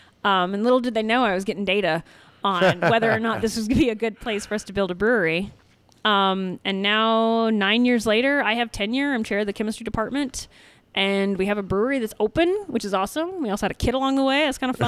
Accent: Oklahoma, United States; also born or lived in Texas; So I'm originally from Oklahoma and Texas. And moved around a lot when I was a kid, and then ended up at University of Oklahoma studying physics.

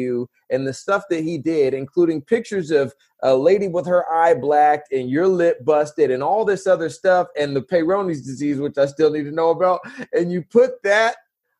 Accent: California, United States; I'm from California

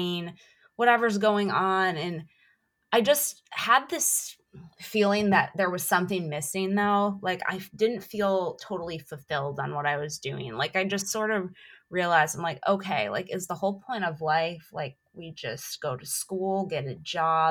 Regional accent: Buffalo, New York, United States; moved away as an adult; also born or lived in Orlando, Florida / Anaheim, California; I grew up in Buffalo, New York, and I lived in Orlando for most of my adult life

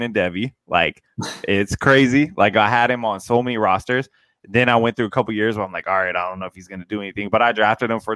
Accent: Seattle, Washington, United States; now in Canada; I'm from the Seattle area, so I live in Canada now.

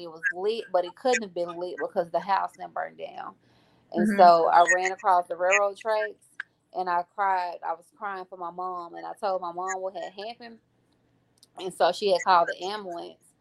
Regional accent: Grenada, Mississippi, United States; I'm from Grenada, Mississippi, born and raised

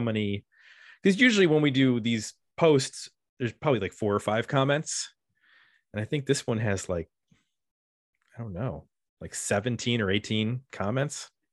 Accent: Buffalo, New York, United States; whenever my hometown gets a shout out, I definitely take note

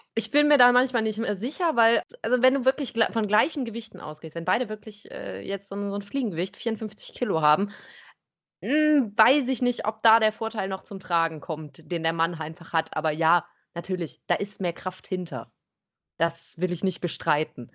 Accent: Bergheim, North Rhine-Westphalia, Germany; ich komme aus Bergheim

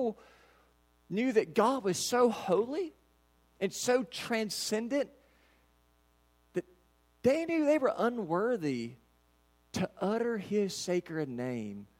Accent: Kentucky, United States; We're from Katy's, Kentucky.

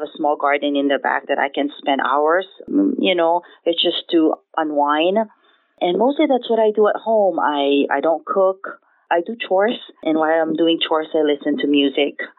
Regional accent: Philippines; moved away as an adult; now in Honolulu, United States; I was born and raised in the Philippines. I came about I came to Hawaii about 25

